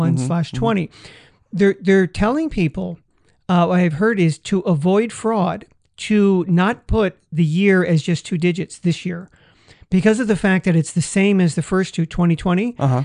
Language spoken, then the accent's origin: English; San Francisco, California, United States; now in Las Vegas, United States; I'm from San Francisco